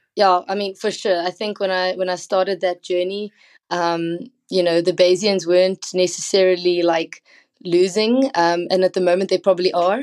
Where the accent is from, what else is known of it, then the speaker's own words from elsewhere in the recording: South Africa; I come from South Africa